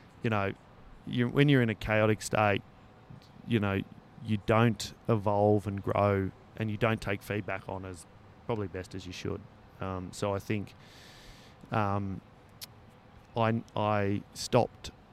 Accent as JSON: {"language": "English", "region": "Northern New South Wales", "country": "Australia", "moved": "yes", "lives_now": "Northern Beaches, Australia", "said": "I'm obviously from Northern New South Wales as well."}